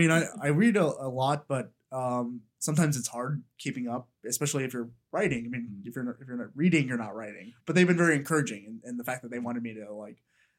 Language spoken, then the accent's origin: English; Arlington, Texas, United States; I'm an only child who grew up in Texas in a little place sandwiched between Dallas and Fort Worth called Arlington, also known as Fun Central.